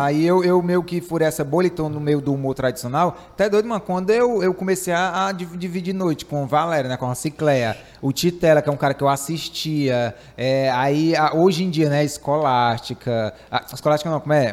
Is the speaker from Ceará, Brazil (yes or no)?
yes; Ceará, Brazil; eu sou do Ceará.